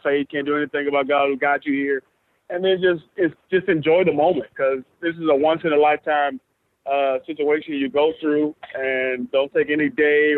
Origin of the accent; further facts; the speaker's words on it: Atlanta, Georgia, United States; I'm from Atlanta.